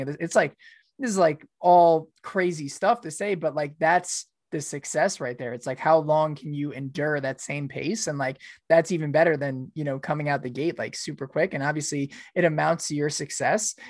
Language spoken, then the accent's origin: English; New York, United States; moved away; I'm from New York too originally